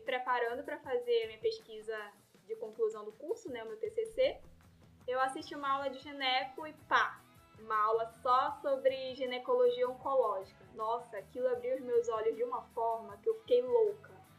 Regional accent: Belém, Pará, Brazil; moved away as an adult; now in Rondônia, Brazil; eu sou de Belém, né, sou paraense.

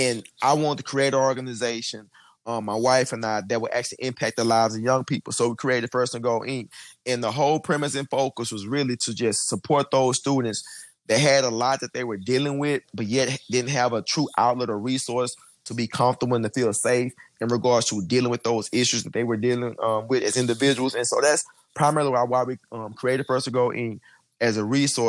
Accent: Houston, Texas, United States; I actually grew up in Houston in the inner city. I grew up in Third Ward.

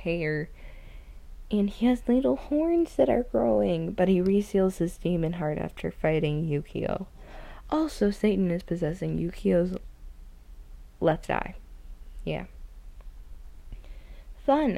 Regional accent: the South, United States; I'm from the South

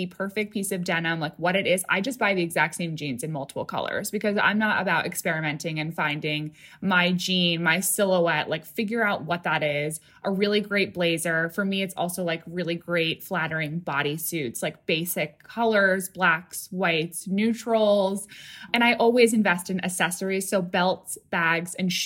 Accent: upstate New York, United States; I grew up like an hour and a half north of Manhattan, and it was like a working class town, a lot of commuters

